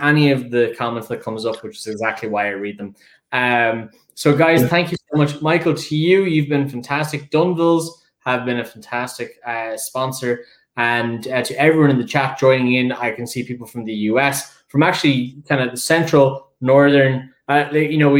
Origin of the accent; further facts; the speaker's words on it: Dublin, Leinster, Ireland; accent: Dublin; I am a dub.